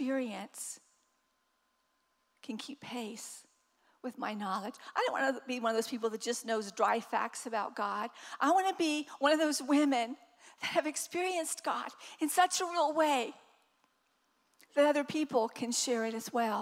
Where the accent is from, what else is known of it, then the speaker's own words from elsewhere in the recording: the South, United States; I'm from the South.